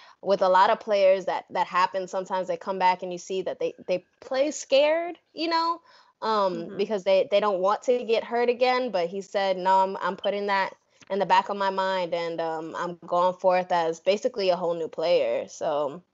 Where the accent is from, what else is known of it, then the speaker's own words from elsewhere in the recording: New York, United States; now in Texas, United States; I'm actually from New York